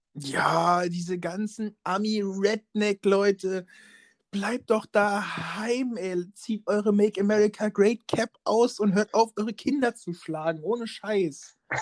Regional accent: Schweich, Rhineland-Palatinate, Germany; in meiner Heimatstadt

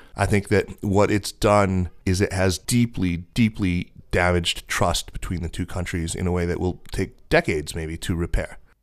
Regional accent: United States; my lived experience of being an American living here

